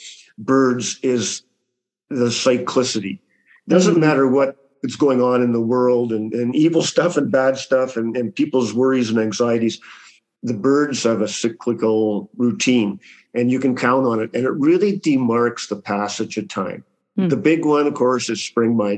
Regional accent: Canada; I'm Canadian.

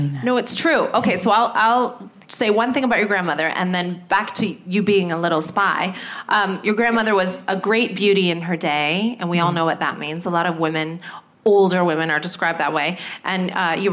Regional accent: Canada; now in United Kingdom; I'm from Canada

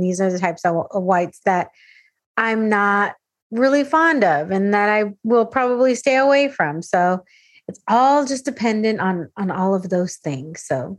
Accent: San Diego, California, United States; Because I grew up in San Diego. So we would go to Tijuana. We would go to TJ or anywhere down into Baja all the time.

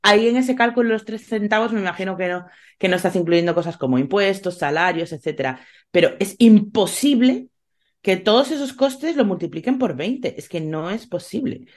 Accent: Spain; mi país

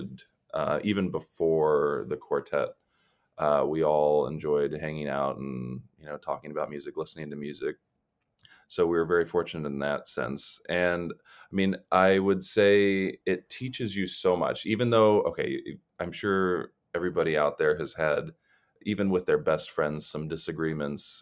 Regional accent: Columbus, Ohio, United States; moved away; also born or lived in Los Angeles; I'm originally from Columbus, Ohio

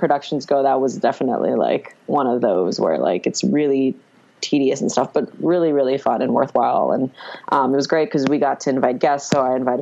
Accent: Montgomery County, Maryland, United States; moved away as an adult; now in Washington, D.C., United States; I grew up in Maryland in Montgomery County, really only about like 45 minutes outside of DC

